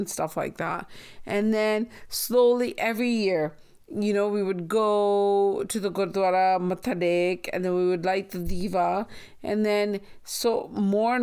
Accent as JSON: {"language": "English", "town": "Nanaimo", "region": "British Columbia", "country": "Canada", "tie": "born or raised there", "moved": "as an adult", "lives_now": "Surrey, Canada", "said": "Speaking of growing up in Nanaimo, do you realize that as a child and even as a teenager, I didn't know what Diwali and Baisakhi really were"}